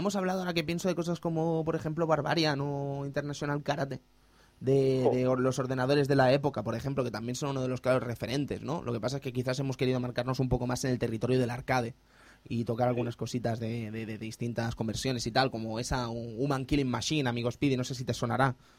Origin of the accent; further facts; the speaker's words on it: Spain